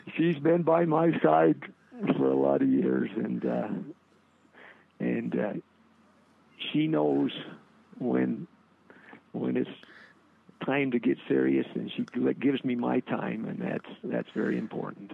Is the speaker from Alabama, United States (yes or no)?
no; Cokeville, Wyoming, United States; I grew up in Cokeville